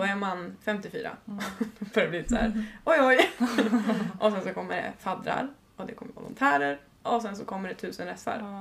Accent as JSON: {"language": "Swedish", "town": "Uppsala", "region": "Uppsala County", "country": "Sweden", "said": "jag kom ändå från Uppsala"}